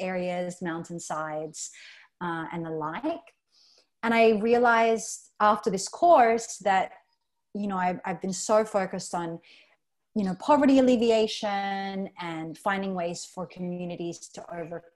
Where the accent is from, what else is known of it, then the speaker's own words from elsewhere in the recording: Australia; moved away as an adult; also born or lived in Philippines; now in Palawan, Philippines; I was born and raised in Australia and moved here to the Philippines about 7 years ago